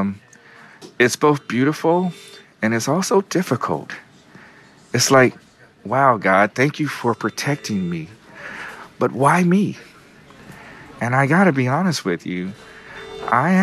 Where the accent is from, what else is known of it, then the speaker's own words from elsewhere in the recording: Kansas City, United States; moved away as an adult; now in New York, United States; I'm not originally from New York. I'm from Kansas City. I've been in New York for 16 years